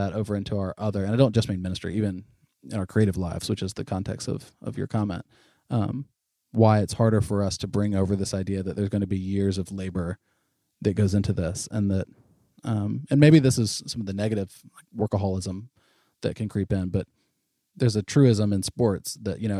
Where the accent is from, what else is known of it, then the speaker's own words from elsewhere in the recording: North Florida, United States; I'm from North Florida